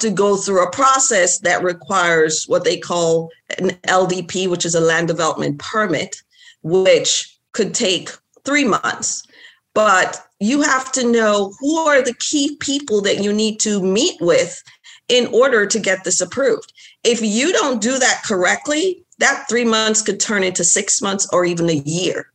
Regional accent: Jamaica; moved away; also born or lived in Florida; my background, like I'm from Jamaica

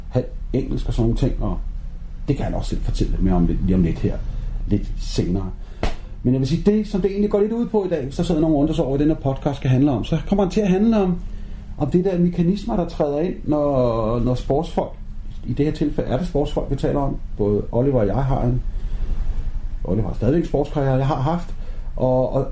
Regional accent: Aarhus, Central Denmark Region, Denmark; Jeg kommer fra Aarhus, Smils by.

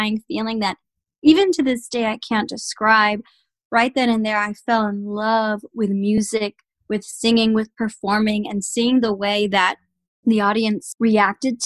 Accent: San Antonio, Texas, United States; I was born and raised in San Antonio, Texas

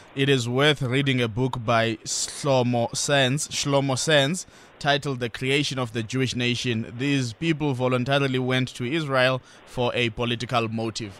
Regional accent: South Africa; as a South African

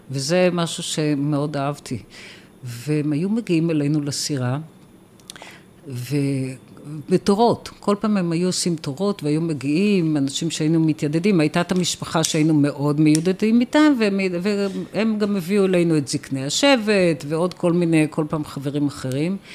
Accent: Israel; אנחנו באים מישראל.

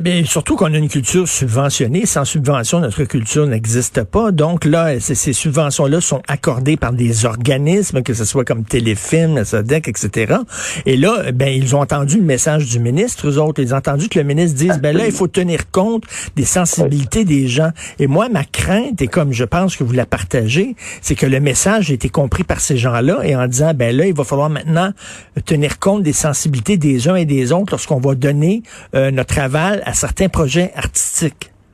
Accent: Quebec, Canada; en tant que Québécois francophone

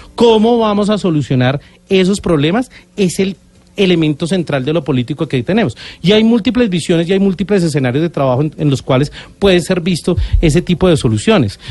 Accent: Colombia

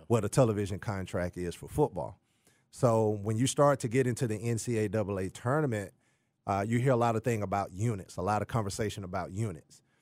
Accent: Jackson, Mississippi, United States; moved away; also born or lived in Texas; I'm originally from Jackson, Mississippi.

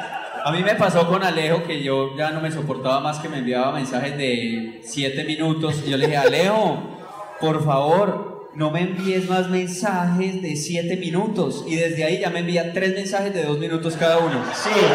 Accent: Medellín, Antioquia, Colombia; en el barrio donde yo crecí, en Santo Domingo Sabio

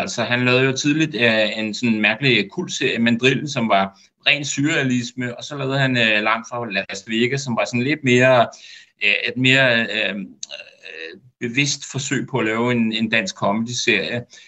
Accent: Denmark

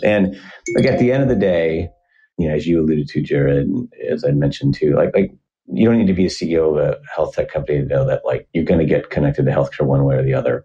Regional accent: Iowa, United States; moved away as an adult; now in Seattle, United States; Was born and raised in Iowa, decent sized town

